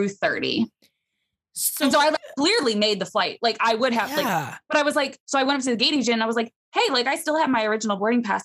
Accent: Des Moines, Iowa, United States; I'm from Des Moines

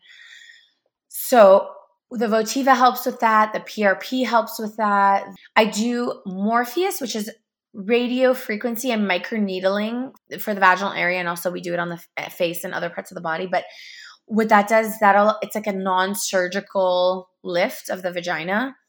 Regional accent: Canada; also born or lived in Toronto; I'm from Canada

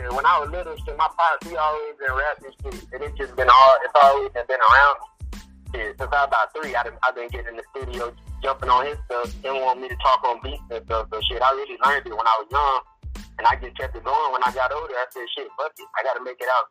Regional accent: Gainesville, Georgia, United States; I'm from Gainesville, Georgia.

